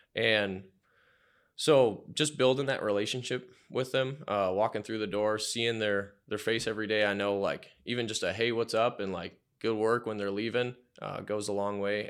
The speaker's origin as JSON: {"language": "English", "town": "Menomonie", "region": "Wisconsin", "country": "United States", "tie": "born or raised there", "said": "grew up there, uh, really liked the small town atmosphere"}